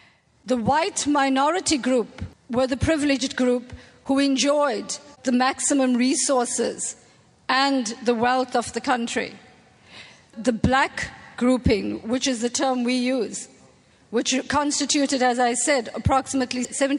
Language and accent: English; Durban, KwaZulu-Natal, South Africa; I'm Indian, of Indian origin, third generation South African.